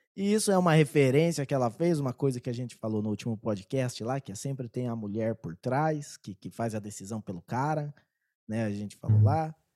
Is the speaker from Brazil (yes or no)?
yes; Brazil